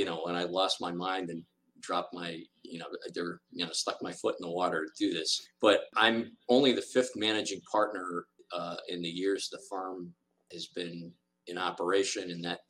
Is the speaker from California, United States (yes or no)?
no; Berlin, Connecticut, United States; I grew up in Berlin, Connecticut, which is a great town where I really, truly learned how to be grounded